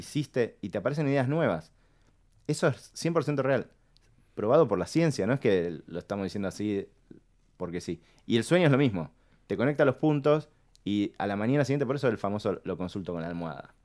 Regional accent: Argentina; somos latinos, somos argentinos

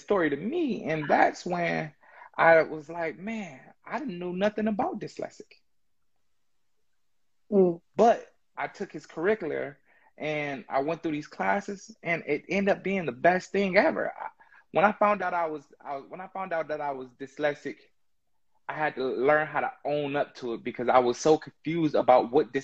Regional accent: Inkster, Michigan, United States; also born or lived in Detroit, Michigan; I'm from Detroit, Michigan, Inkster, Michigan, born and raised

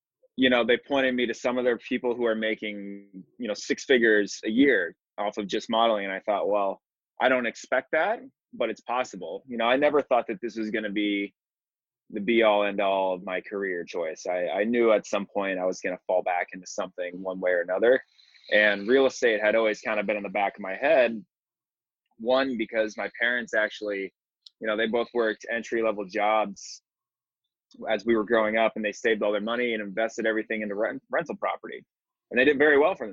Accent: Iowa City, Iowa, United States; moved away as an adult; also born or lived in Los Angeles; now in New York, United States; because he's from my hometown. So they always come back to Iowa City

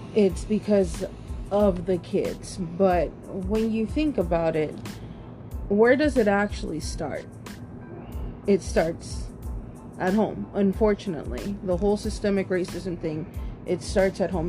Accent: Austin, Texas, United States; also born or lived in Round Rock, Texas; I grew up in Austin, Texas

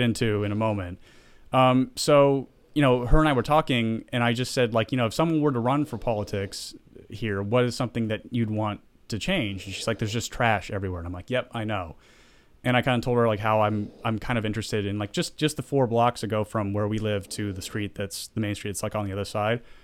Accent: the South, United States; moved away; I grew up in the South

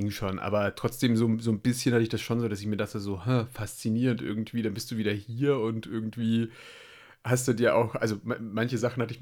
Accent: Belgium; Gerade als Belgier

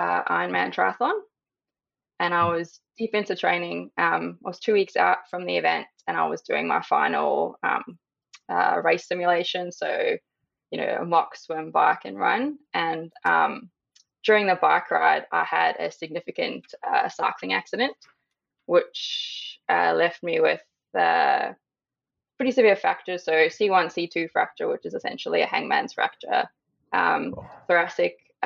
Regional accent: South Africa; now in Australia; I am currently living in Australia, but born and raised in South Africa.

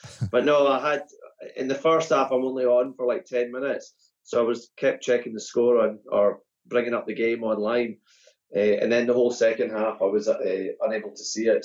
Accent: Perth, Scotland, United Kingdom; growing up in Perth

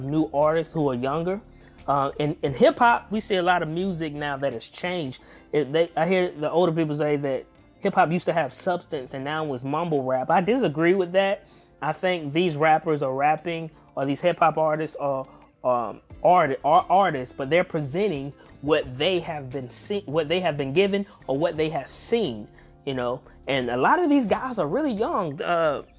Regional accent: the South, United States; I'm from the South, y'all

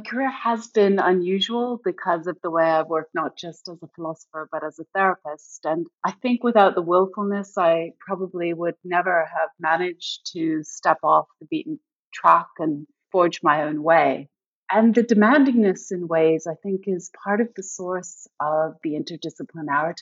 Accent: Canada; moved away as an adult; also born or lived in United Kingdom; now in United States; Originally, I'm from Canada, but before moving to the US, I spent most of my adult life in the UK

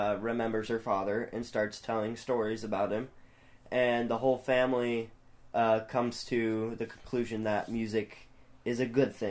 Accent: the South, United States; I'm from the South. Y'all from, like, up. Well, technically, my family's from up north, but I live my whole life in the South

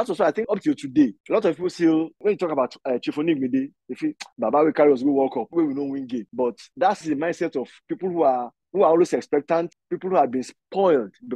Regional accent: Nigeria; I'm Nigerian.

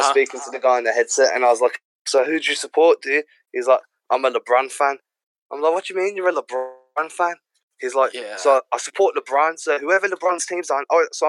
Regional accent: England, United Kingdom

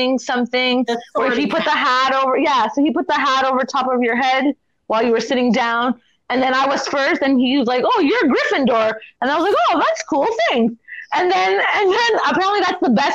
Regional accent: Canada; we're from Canada

